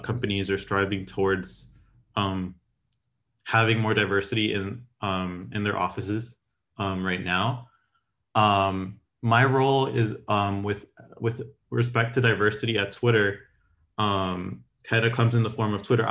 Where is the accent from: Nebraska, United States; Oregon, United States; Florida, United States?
Florida, United States; Miami; moved away as an adult; also born or lived in Gainesville, Florida; now in San Francisco, United States; I came from Miami.